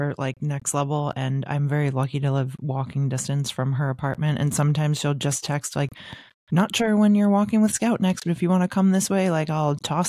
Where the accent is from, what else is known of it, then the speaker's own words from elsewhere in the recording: Newtonville, Massachusetts, United States; called Mita, which was originally in the South End in Boston and then opened a suburban location in my hometown of Newtonville, Massachusetts.